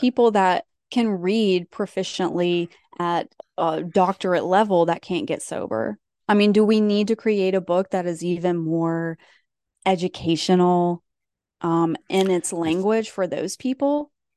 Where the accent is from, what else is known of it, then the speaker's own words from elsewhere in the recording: East Tennessee, United States; moved away; where I'm from, where I grew up in East Tennessee. Anytime I go back home, which is not often